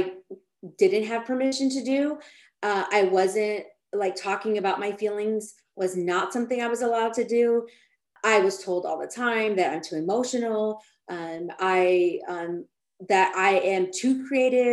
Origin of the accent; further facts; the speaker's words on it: Austin, Texas, United States; moved away as an adult; now in California, United States; I'm from Austin, Texas, but when I moved to California